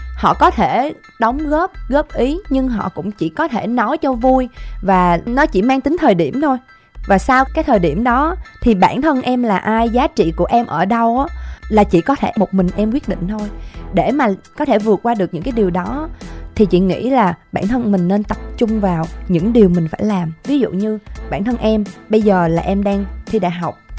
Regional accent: Kien Giang, Vietnam; Chị cũng là quê Kiên Giang nè. Quê nội quê ngoại của chị là ở Kiên Giang đó

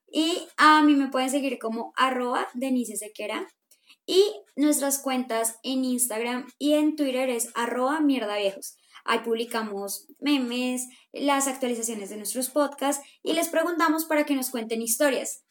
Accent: Colombia; somos colombianos

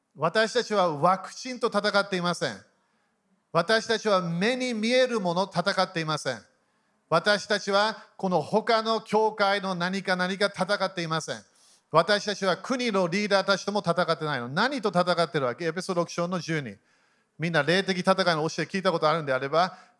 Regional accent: Japan; 日本で生まれた

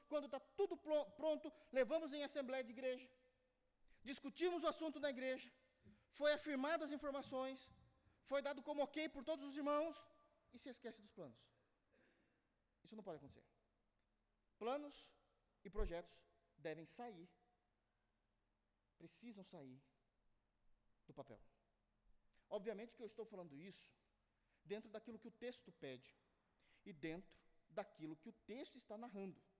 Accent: Brazil; eu sou brasileiro

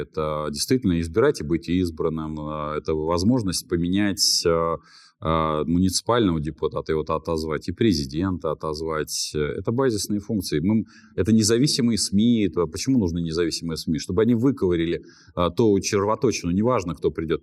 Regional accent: Moscow, Russia; я как москвич четвертом поколении

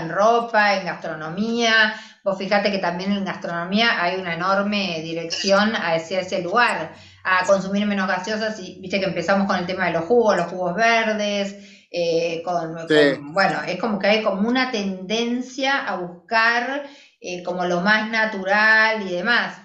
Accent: Argentina; cómo somos las argentinas a la hora de vestirnos

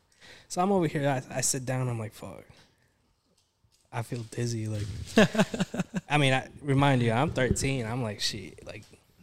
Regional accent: Dallas, Texas, United States; I'm from Dallas

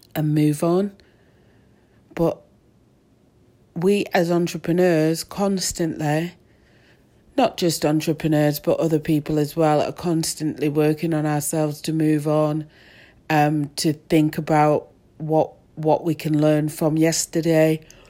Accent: Manchester, North West England, United Kingdom; also born or lived in Moss Side / Rusholme; I definitely come from Manchester. I was born in, um, Levenshulme and, uh, I moved to Ardwick and then Fallowfield.

